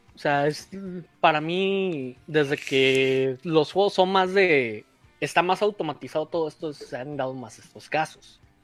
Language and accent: Spanish; Mexico; somos mexicanos